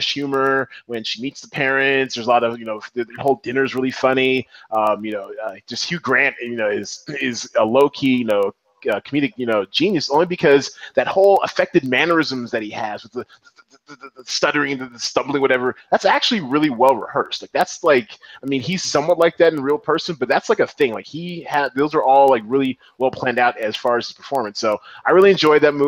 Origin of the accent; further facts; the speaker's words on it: Seattle, Washington, United States; I'm from Seattle, the 206